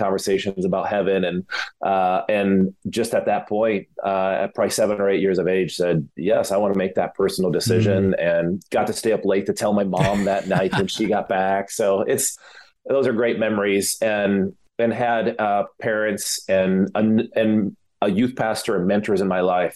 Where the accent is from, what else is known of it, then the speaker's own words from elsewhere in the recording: Michigan, United States; moved away; come from a home that my dad was a minister. He was a pastor up in Michigan. And so again, being a middle child, small town